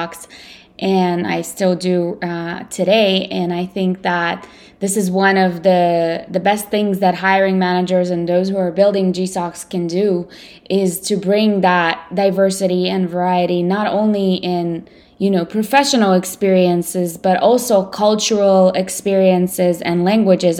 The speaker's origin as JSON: {"language": "English", "country": "Ukraine", "tie": "born or raised there", "first_language": "Russian", "second_language": "English", "moved": "yes", "lives_now": "United States", "said": "And I was born in the Ukraine, but I'm a native Russian speaker."}